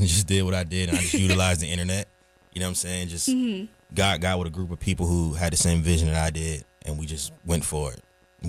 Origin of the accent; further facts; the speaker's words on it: Raleigh, North Carolina, United States; also born or lived in Queens; I'm an artist from Raleigh, North Carolina. You know, travel back and forth from Queens, and I've been here since about 05.